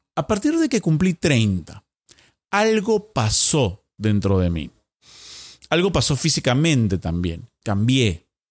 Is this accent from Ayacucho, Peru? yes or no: no; Lima, Peru; volviendo a Lima